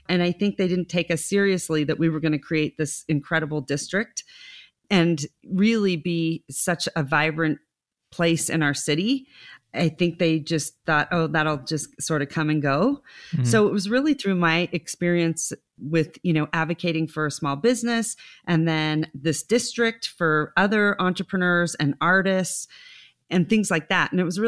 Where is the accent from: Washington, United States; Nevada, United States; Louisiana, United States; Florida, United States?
Nevada, United States; Reno; because I was born and raised here, and you'll laugh at this. When I was growing up, people would say, where are you from? And I'd say Lake Tahoe, Reno.